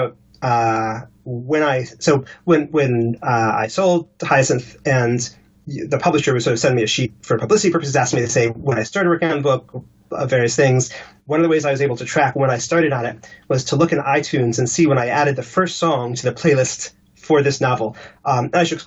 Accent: Washington, District of Columbia, United States; moved away as an adult; also born or lived in Los Angeles, United States; now in London, United Kingdom; I grew up in Washington, D.C.

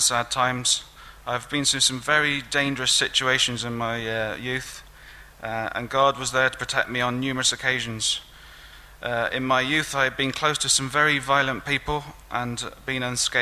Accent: Newent, South West England, United Kingdom; also born or lived in Gloucester; I was brought up in a working class Christian home in Oxnall, Newent, near Gloucestershire

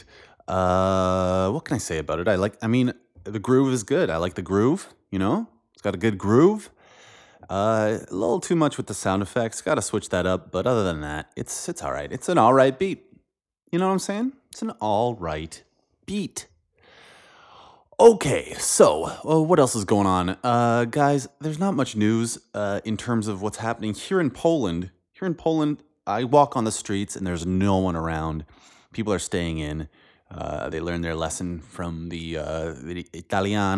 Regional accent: Northern Ontario, Canada; now in Europe; I grew up in Northern Ontario.

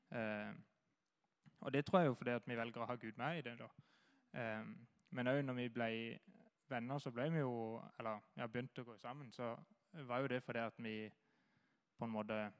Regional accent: Kristiansand, Agder, Norway; Jeg kommer fra Flekkerøya

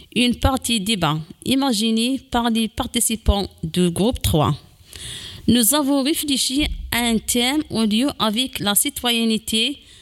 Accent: Kabylie, Algeria; now in France; de là où je viens, dans certaines parties de la Kabylie

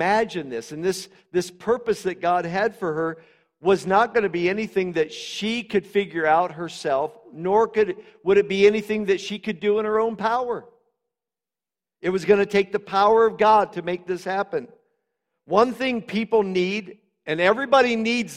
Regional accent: Butte, Montana, United States; "Where are you from?" Say Butte

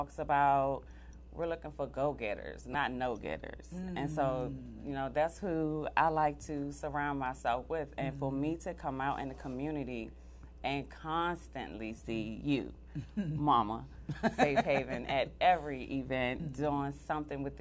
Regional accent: Washington, District of Columbia, United States; I am born and raised in Washington, D.C., a native from Ward 8, Southeast D.C.

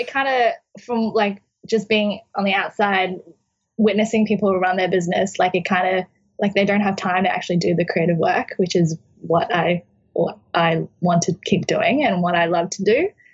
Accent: Brisbane, Queensland, Australia; moved away as an adult; now in New York City, United States; it's my hometown and where I grew up.

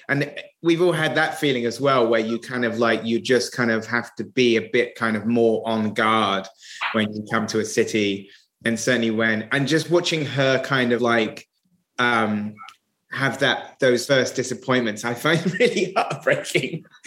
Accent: Somerset, South West England, United Kingdom; moved away as an adult; now in London, United Kingdom; I'm from Somerset. I came to London when I was 20.

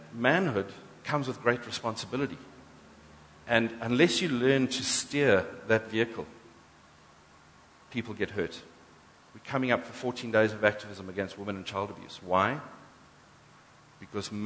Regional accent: South Africa; we're first black, white, English, Afrikaans, Zulu, and then we're South African.

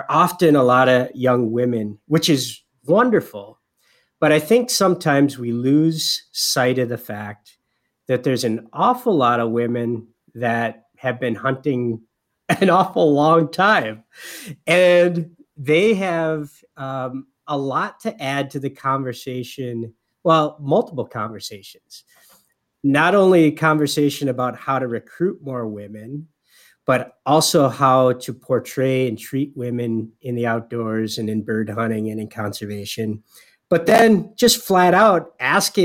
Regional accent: Upper Peninsula of Michigan, United States; born or raised there

